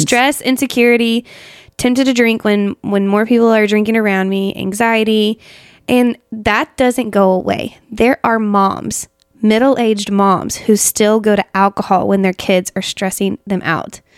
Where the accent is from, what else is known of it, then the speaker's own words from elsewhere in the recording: Asheville, North Carolina, United States; Asheville. That's where, I mean, my hometown.